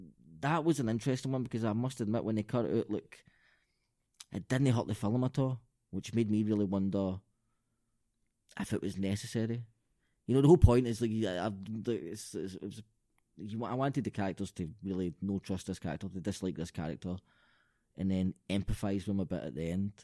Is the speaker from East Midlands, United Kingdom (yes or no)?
no; Glasgow, Scotland, United Kingdom; also born or lived in Balornock, Glasgow; I'm from Springburn, and it's really nice and multicultural now.